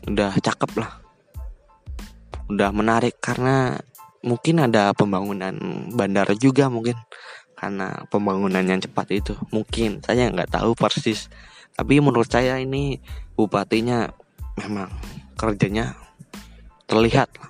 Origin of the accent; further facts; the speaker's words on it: Purworejo, Central Java, Indonesia; Saya sekarang bekerja di kota Tangerang. Saya berasal dari kota Purworejo. Kota ini di di antara kota Kebumen, kota Magelang, dan daerah istimewa Yogyakarta.